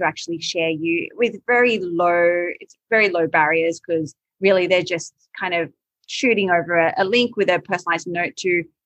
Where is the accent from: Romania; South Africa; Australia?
Australia; Sydney, New South Wales; also born or lived in Malaysia; I grew up in Sydney